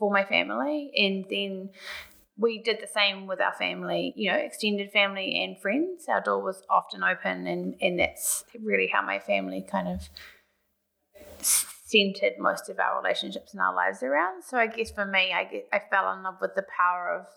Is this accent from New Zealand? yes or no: yes; Auckland, New Zealand; moved away as an adult; also born or lived in Sydney; I grew up in Auckland and spent a few years living in Sydney, and I've been back in Auckland for 8 years now